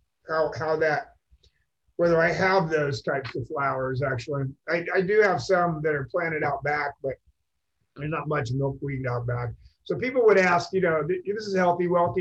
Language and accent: English; Seattle, Washington, United States; moved away; I'm from Seattle originally